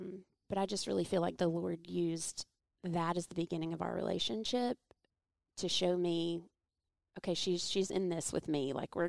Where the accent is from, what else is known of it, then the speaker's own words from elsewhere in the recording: Atlanta, Georgia, United States; born there; Okay. Well, I was born in Atlanta.